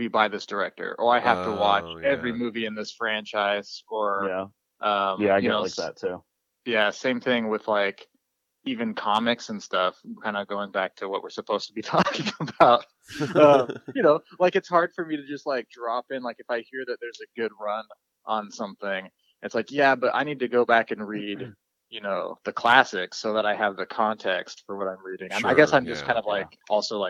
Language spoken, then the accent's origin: English; Seattle, Washington, United States; I grew up near Seattle in the 90s